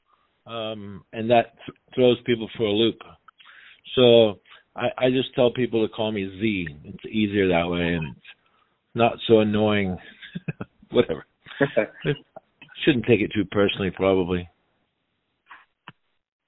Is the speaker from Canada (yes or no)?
no; England, United Kingdom; I'm from England